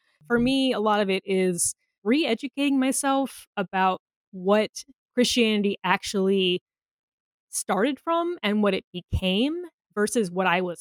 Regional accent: United States; as an American living in a country that is actively under threat

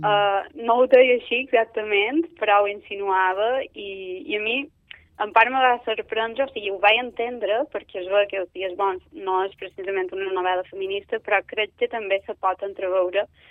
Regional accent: Manacor, Balearic Islands, Spain; Manacor és el meu poble

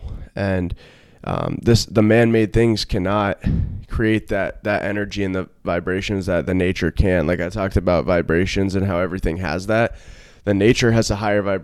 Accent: Vermont, United States; moved away; I'm from Vermont, so I've always been from nature

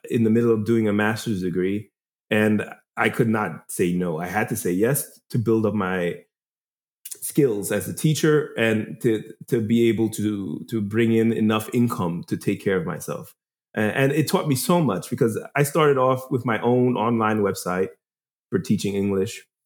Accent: New York, United States; Uh, I am originally from New York. I was born and raised in New York

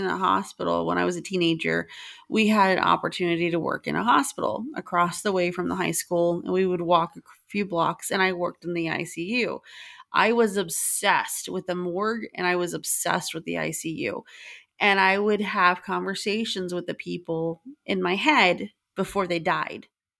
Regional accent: Southern United States, United States; Absolutely. I'm from the South. That's how you eat.

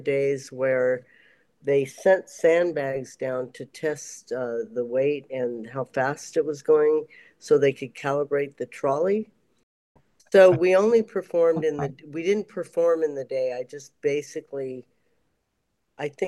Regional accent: California, United States; now in North Carolina, United States; I was born in California

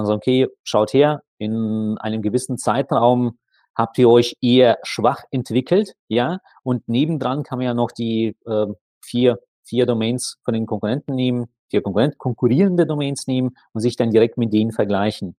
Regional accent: Saint Petersburg, Russia; moved away; ziehe jetzt wieder mal in meine Heimatstadt zurück, St. Petersburg.

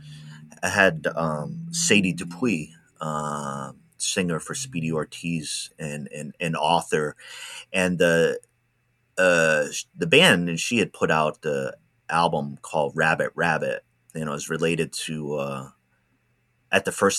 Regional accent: Rhode Island, United States; now in Oregon, United States; I'm from Rhode Island originally

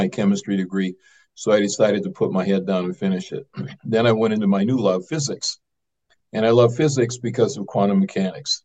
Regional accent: Oshkosh, Wisconsin, United States; moved away as an adult; also born or lived in California; I was born in Wisconsin, Oshkosh, Wisconsin

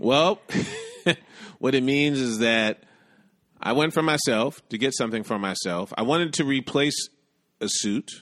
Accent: New York City, New York, United States; also born or lived in Bronx / Brooklyn; I grew up in Manhattan, did a stint in the Bronx, and I currently live in Brooklyn

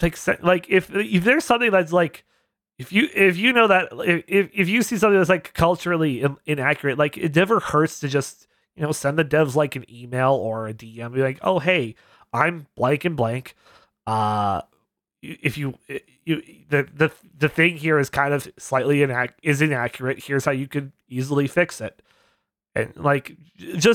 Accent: Canada; I being Canadian

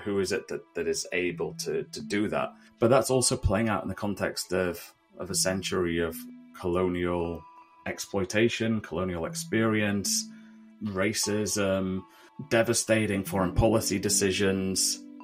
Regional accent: United Kingdom; me being a British national

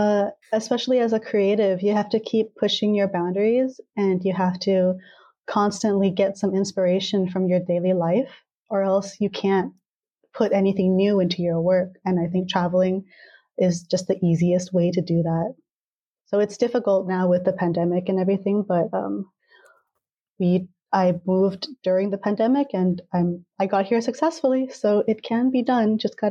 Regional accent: California, United States; yeah, like I was born and raised in Southern California, and I guess like I could talk in a California accent

